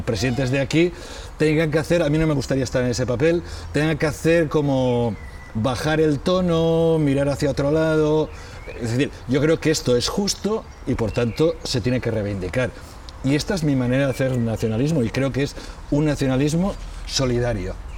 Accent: Valencian Community, Spain; a un nacionalista valenciano eh, convencido, toda mi vida he sido nacionalista

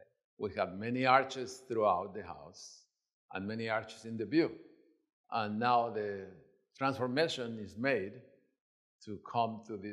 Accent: Mexico City, Mexico; moved away; I came from Mexico City.

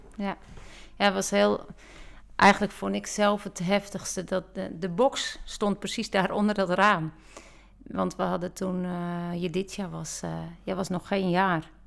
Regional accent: Netherlands; Ik ben een Nederlander

